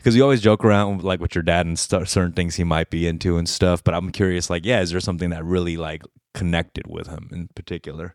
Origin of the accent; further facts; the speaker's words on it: Koreatown, California, United States; I would grow up in Koreatown